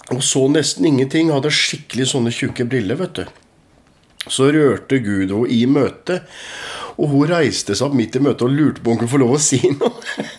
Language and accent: Norwegian; Askim, Østfold, Norway; also born or lived in Moss region; vi vokste opp i, i, i Philadelphia, Askim